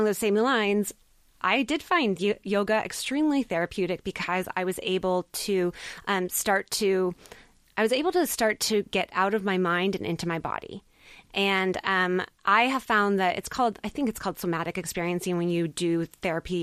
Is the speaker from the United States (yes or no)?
yes; United States; I'm American